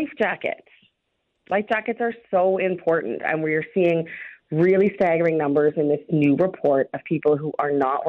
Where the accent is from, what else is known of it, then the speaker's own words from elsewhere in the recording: Georgian Bay, Ontario, Canada; my family, we grew up on Georgian Bay, and I mean, we were on the lake.